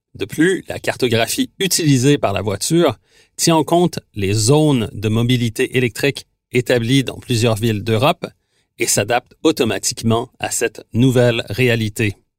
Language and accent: French; Quebec, Canada; chez nous au Québec